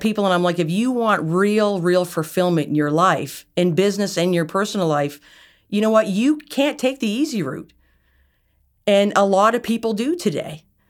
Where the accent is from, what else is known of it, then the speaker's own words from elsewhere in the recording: Nova Scotia, Canada; wasn't just based on the fact that I was from Nova Scotia.